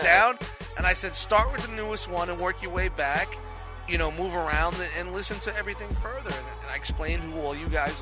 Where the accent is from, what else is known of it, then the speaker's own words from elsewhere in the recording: New York City, New York, United States; moved away; when I grew up in Brooklyn